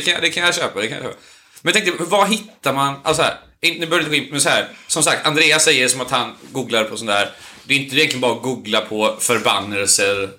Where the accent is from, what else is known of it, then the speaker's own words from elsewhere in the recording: Onsala, Halland County, Sweden; När jag växte upp på Onsala